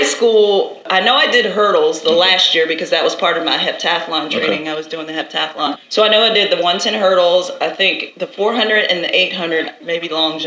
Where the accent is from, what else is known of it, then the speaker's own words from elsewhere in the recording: Joppatowne, Maryland, United States; Joppatown, Maryland. It's a predominantly white suburban area. All of my friends in school said they were playing soccer